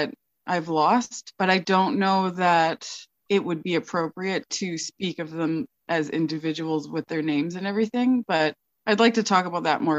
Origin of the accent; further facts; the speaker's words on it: Toronto, Ontario, Canada; also born or lived in Guelph, Ontario; now in Fort St. James, Canada; I'm from Toronto